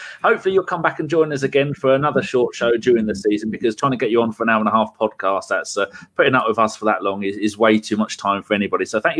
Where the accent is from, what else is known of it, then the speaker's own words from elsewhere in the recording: England, United Kingdom; neither of us support England, although we're both English